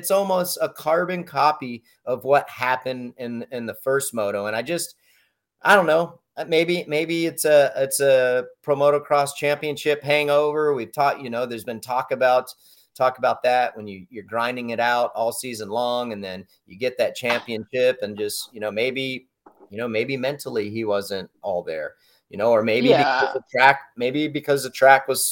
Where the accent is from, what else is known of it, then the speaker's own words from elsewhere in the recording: United States; born and raised in the States